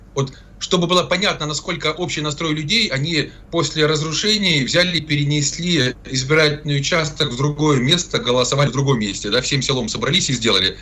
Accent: Zaporizhzhia, Zaporizhzhia Oblast, Ukraine; moved away; достаточно близко к моей малой родине, временно оккупированному э, городу Запорожью

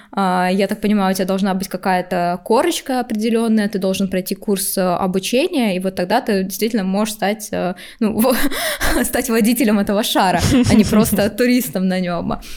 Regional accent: Saint Petersburg, Russia; я из Питера, у нас очень близко Финляндия

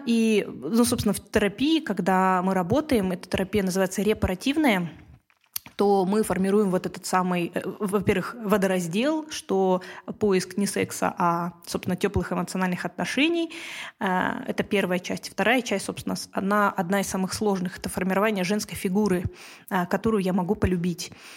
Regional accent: Kazakhstan; first language Russian; я не казашка, русскоязычка, но а, родилась и живу в Казахстане

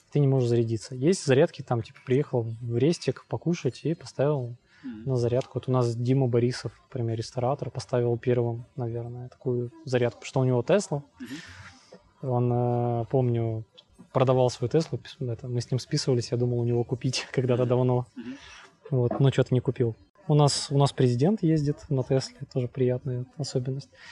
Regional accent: Trekhgorny, Chelyabinsk Oblast, Russia; now in Kyiv, Ukraine; я с, из Челябинской области, с маленького закрытого города. Трехгорный город

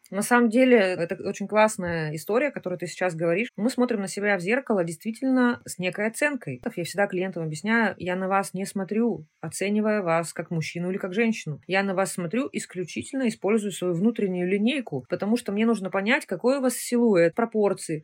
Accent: Nizhny Tagil, Sverdlovsk Oblast, Russia; я сама родилась в Нижнем Тагиле. У меня мама работала на заводе

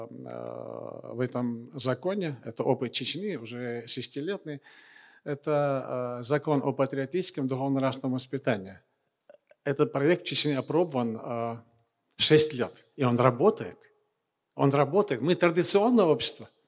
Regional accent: Chechnya, Russia; А когда вернулся обратно, я уже был чеченец.

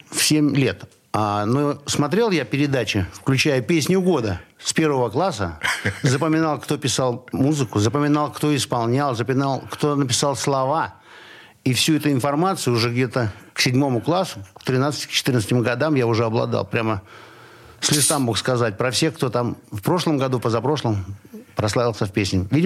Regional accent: Kirovsk, Murmansk Oblast, Russia; moved away as an adult; now in Saint Petersburg, Russia; В Кировске, Мурманской области.

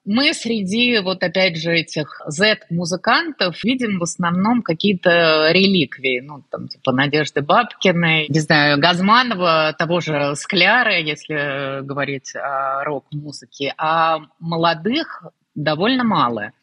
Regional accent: Russia; moved away as an adult; now in Georgia; я из России, я русская

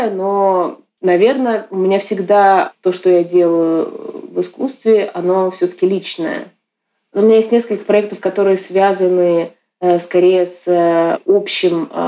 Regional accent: Yakutsk, Sakha Republic, Russia; Я родилась в 87 году, и я э, не из Москвы, я из Якутска. В Якутске современного искусства нет, в принципе, до сих пор.

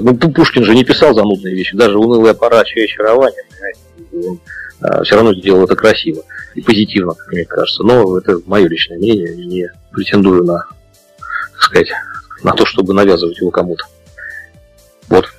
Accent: Saint Petersburg, Russia; я еще в Ленинграде родился

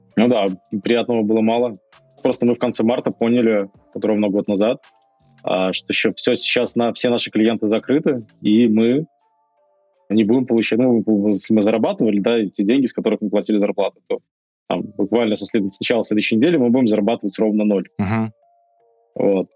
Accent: Belarus; мы все белорусы

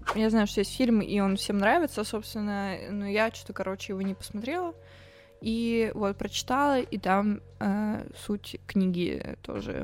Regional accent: Toguchin, Novosibirsk Oblast, Russia; А я э, из Тагучина. Это маленький город в Сибири.

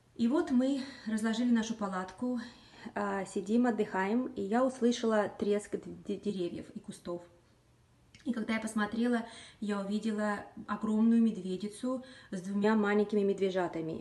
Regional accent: Magadan, Magadan Oblast, Russia; moved away as an adult; now in Washington, United States; я сама из Магадана, Дальнего Востока, прожила там практически половину своей жизни на сегодняшний момент.

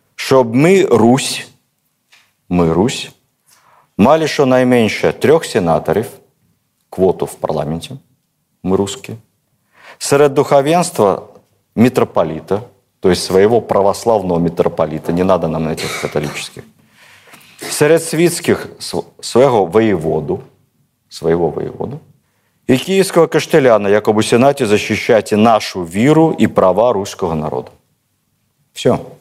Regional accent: Moscow, Russia; also born or lived in Cherkasy region (Hetmanate), Ukraine — birthplace; Мы, москвичи

